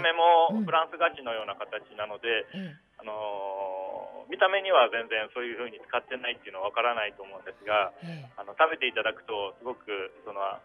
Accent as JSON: {"language": "Japanese", "region": "Tokyo", "country": "Japan", "tie": "born or raised there", "moved": "as an adult", "lives_now": "Kurume, Japan", "said": "もともと東京生まれ、東京育ちで"}